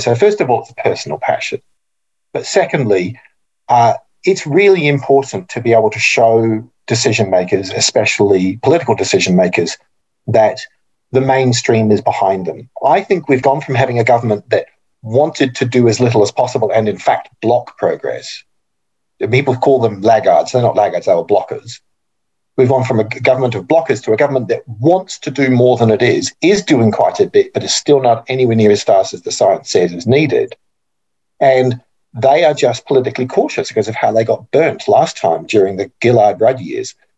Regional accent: New Zealand; now in Australia; I'm also a New Zealander

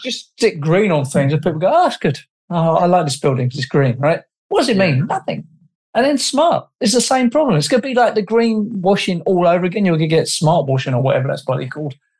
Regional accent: England, United Kingdom; I'm an Englishman

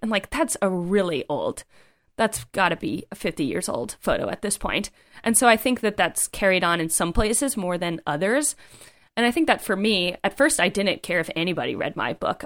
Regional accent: East Coast, United States; moved away; I'm from the East Coast

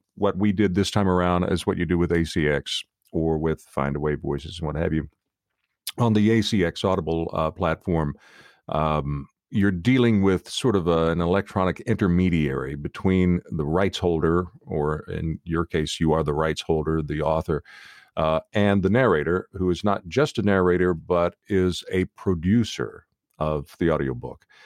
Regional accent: outside of Nashville, Tennessee, United States; moved away; I am from the South originally.

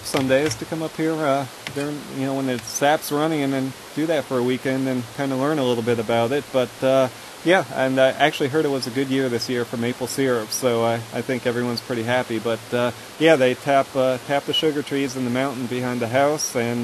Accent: New Jersey, United States; now in Georgia, United States; when I was growing up in New Jersey

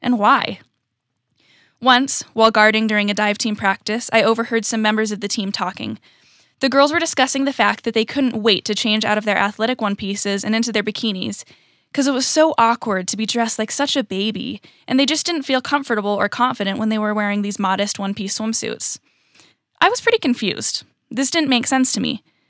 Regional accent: California, United States; also born or lived in Utah / Virginia; I was born in Utah, but I was raised in California and in Virginia, and currently I'm a freshman at college.

